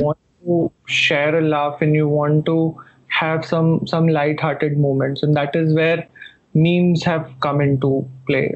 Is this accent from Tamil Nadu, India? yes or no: no; Jodhpur, Rajasthan, India; my hometown jodhpur